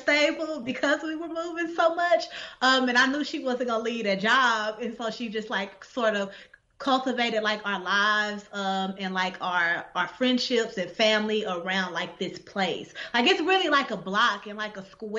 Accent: Dallas, Texas, United States; moved away as an adult; I'm from Dallas, like through and through, born and raised

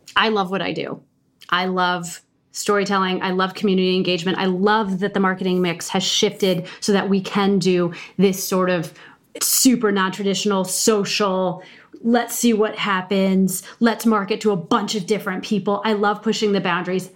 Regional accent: Midwest, United States; I'm from the Midwest

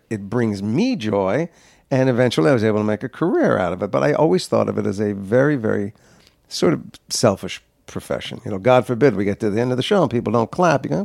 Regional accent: New Jersey, United States; I grew up in New Jersey, and I fell in love with the theater.

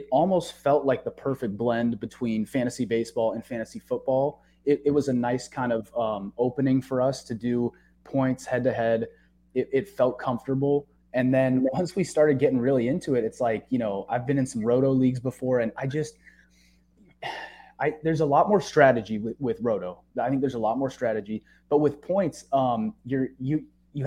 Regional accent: San Diego, California, United States; moved away; also born or lived in Chicago / Michigan; I was born in Chicago, but raised in San Diego

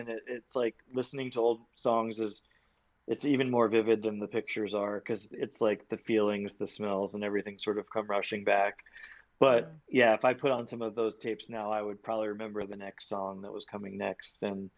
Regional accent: New York, United States; I remember like in 10th grade, I was from Long Island, sneaking into Mercury, like coming to the city

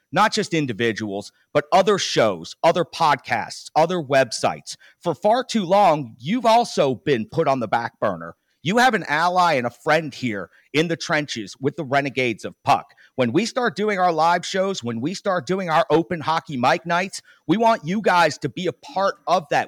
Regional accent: New Jersey, United States; I'm from Jersey

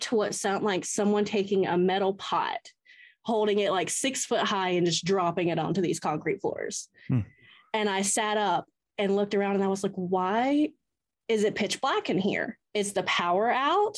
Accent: Atlanta, Georgia, United States; I am from Atlanta

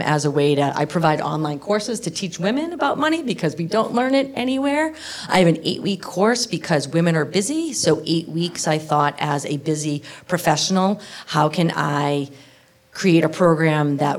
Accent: Boston, Massachusetts, United States; I grew up in Boston

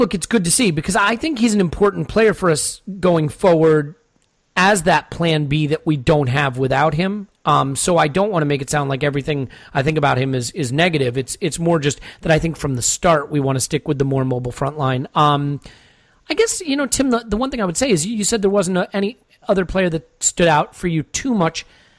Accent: United States; I'm not just saying this as an American

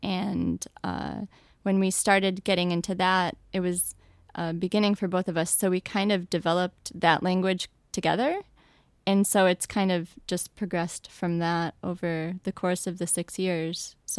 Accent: Buffalo, New York, United States; moved away as an adult; now in New York City, United States; I play the flute, and I am originally from Buffalo, New York, and I have been in New York City for the past 11 years

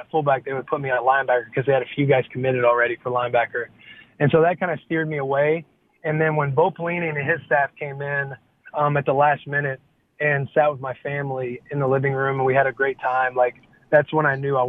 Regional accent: Bonne Terre, Missouri, United States; moved away as an adult; also born or lived in Lincoln, Nebraska; I grew up in Bon Terre, Missouri, very small town. USA

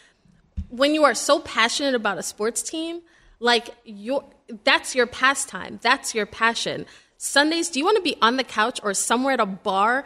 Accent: New York City, New York, United States; I'm from Brooklyn

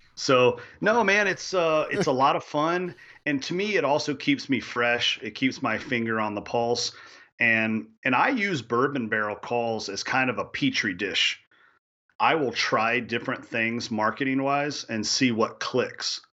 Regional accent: Kentucky, United States; I grew up chasing turkeys in Kentucky

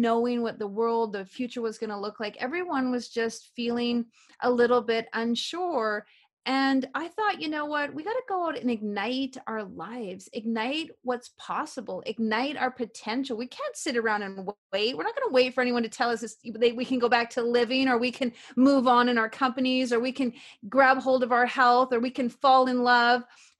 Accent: Canada; also born or lived in Vancouver; Well, you know, I'm a typical small town girl. I grew up in Canada and I never fit into my small town. And 10 days after I graduated from high school, I moved to the big city. I lived in Vancouver for 21 years.

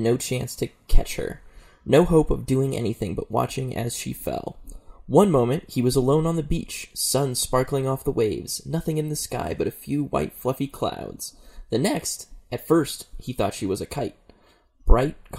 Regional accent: Reno, Nevada, United States; it happened in my hometown

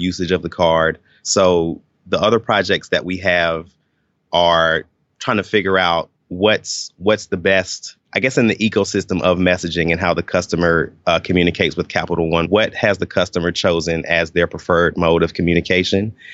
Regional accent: Atlanta, Georgia, United States; I grew up in the Atlanta area, uh, in Stone Mountain, Lithonia.

